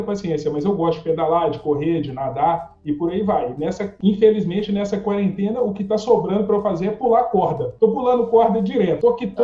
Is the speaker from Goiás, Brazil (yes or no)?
no; Belo Horizonte, Minas Gerais, Brazil; sou de Belo Horizonte, Minas Gerais